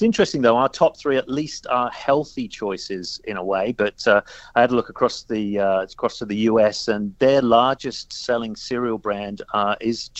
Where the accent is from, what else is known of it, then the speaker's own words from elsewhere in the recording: Australia; growing up in Australia